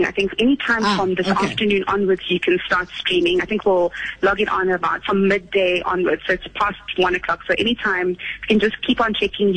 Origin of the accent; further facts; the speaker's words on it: Uganda; now in South Africa; I'm originally from Uganda, and I've been in the country for the last, 32, 33 years